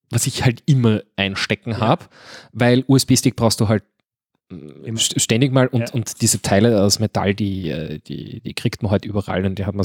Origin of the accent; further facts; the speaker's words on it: Switzerland; als Schweizer, nicht